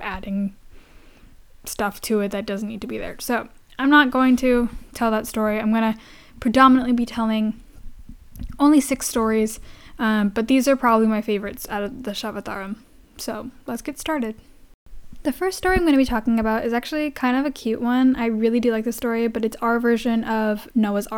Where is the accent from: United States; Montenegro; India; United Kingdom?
India; I am Indian, and that's something I grew up with.